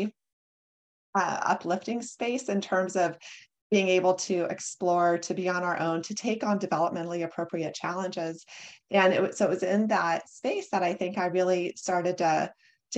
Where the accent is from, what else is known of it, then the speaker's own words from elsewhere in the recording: North Platte, Nebraska, United States; moved away; I grew up in North Platte, Nebraska. So it's in the middle of the US, a very rural area